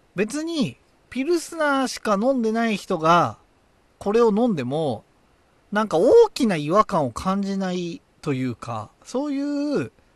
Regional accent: Tochigi, Japan; accent: Tochigi dialect; 若干若干の栃木弁が出た

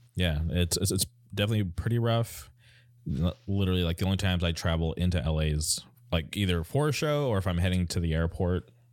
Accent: California, United States; born or raised there

